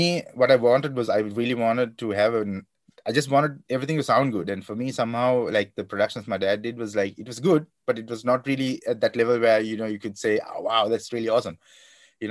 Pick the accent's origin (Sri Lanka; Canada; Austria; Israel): Sri Lanka; Kandy, Central Province; moved away as an adult; also born or lived in London, United Kingdom; now in Karlsruhe, Germany; So I'm a guy from Kandy in Sri Lanka, and I went to Trinity College, Kandy, and that's where I received my education